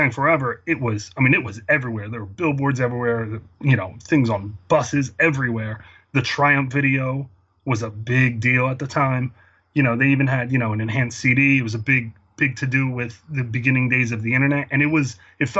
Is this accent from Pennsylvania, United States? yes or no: yes; outside Philadelphia, Pennsylvania, United States; I grew up outside Philadelphia in the suburbs